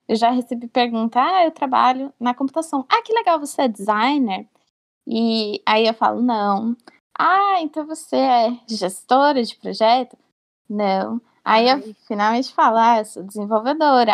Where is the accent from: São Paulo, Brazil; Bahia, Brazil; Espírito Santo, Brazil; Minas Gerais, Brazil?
São Paulo, Brazil; Bauru; eu sou de Bauru